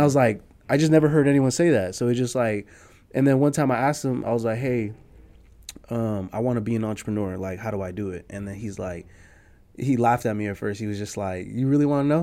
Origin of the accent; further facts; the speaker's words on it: San Jose, California, United States; I'm a Nicaraguanse American, you know, born and raised in San Jose